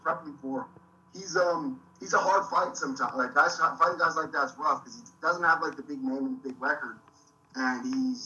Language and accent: English; United States; moved away as an adult; now in Australia; I'm an American.